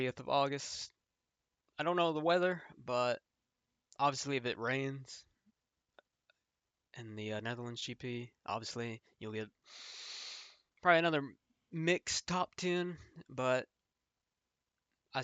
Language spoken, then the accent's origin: English; United States